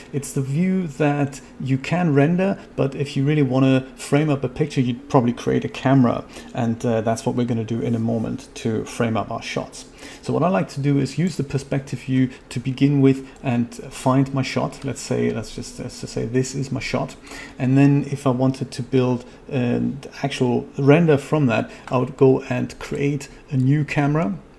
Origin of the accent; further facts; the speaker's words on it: Germany; I'm from Germany